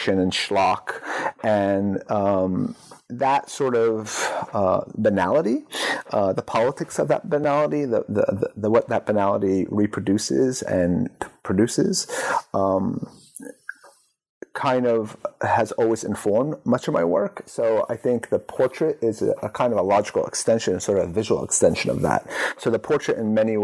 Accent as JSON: {"language": "English", "region": "New Jersey", "country": "United States", "tie": "born or raised there", "said": "Arab Americans like myself were sort of sitting at home in New Jersey"}